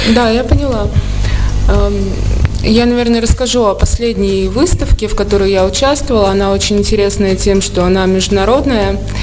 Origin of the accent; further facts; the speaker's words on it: Saratov, Saratov Oblast, Russia; also born or lived in Saint Petersburg, Russia; now in Moscow, Russia; Я родилась в Саратове